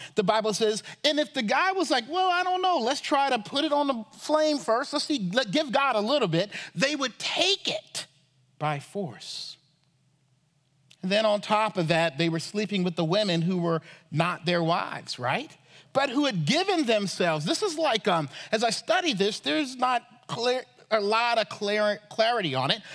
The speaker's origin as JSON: {"language": "English", "town": "Charleston", "region": "South Carolina", "country": "United States", "tie": "born or raised there", "said": "I grew up in Charleston, South Carolina"}